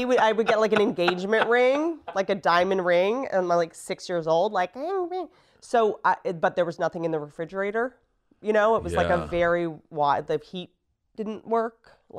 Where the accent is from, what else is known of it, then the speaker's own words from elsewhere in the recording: Harpers Ferry, West Virginia, United States; also born or lived in Roanoke, Virginia / Washington, District of Columbia, United States; I come from West Virginia, a place called Harper's Ferry, Roanoke, Virginia, DC, and I was back and forth, right?